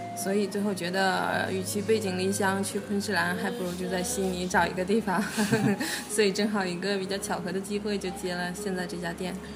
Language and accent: Chinese; China; now in Australia; 我是中国人